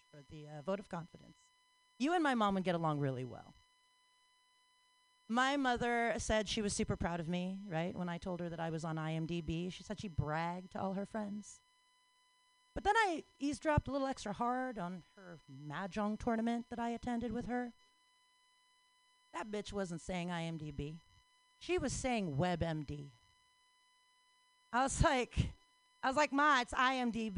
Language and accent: English; New York, United States; I'm from New York